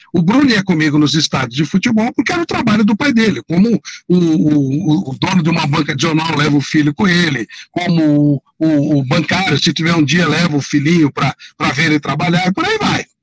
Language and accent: Portuguese; São Paulo, Brazil; Eu sou daqui do bairro da Penha, né, da periferia